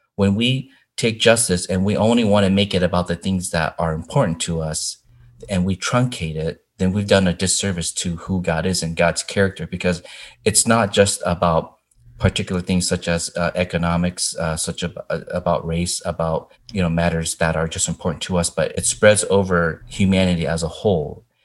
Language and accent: English; Indiana, United States; growing up in Indiana